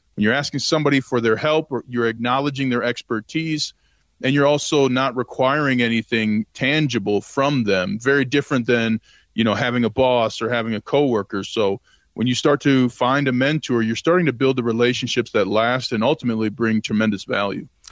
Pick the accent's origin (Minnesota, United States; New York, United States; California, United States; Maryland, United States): Minnesota, United States; Saint Paul; I grew up in Saint Paul, Minnesota